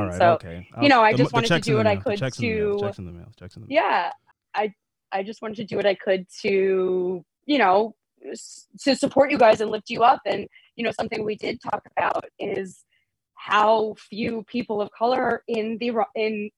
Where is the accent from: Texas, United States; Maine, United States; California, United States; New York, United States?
New York, United States; Port Jefferson; moved away as an adult; also born or lived in Sound Beach, New York / Western Massachusetts; I grew up in Port Jefferson, New York, which is also on the water